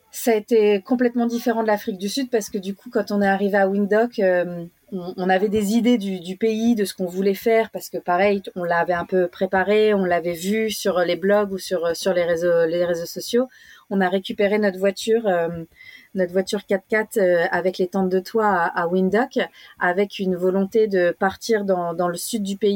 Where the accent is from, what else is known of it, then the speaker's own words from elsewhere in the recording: Australia; c'était c'est important pour nous on vient on vient d'Australie qui euh, de l'Australie qui a qui a quand même euh, une histoire avec avec la, la, culture aborigène